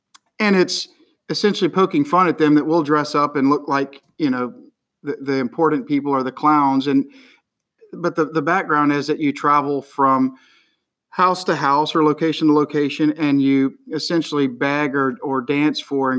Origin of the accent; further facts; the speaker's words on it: Bossier City, Louisiana, United States; now in Baton Rouge, United States; I'm from Baton Rouge, Louisiana. I live in Baton Rouge, Louisiana, originally from Bossier City, Louisiana